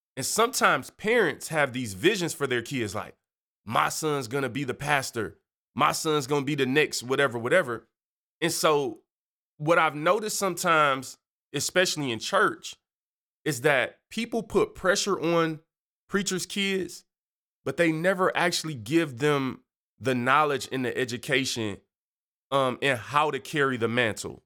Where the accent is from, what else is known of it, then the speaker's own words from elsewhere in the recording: Detroit, Michigan, United States; I'm from Detroit.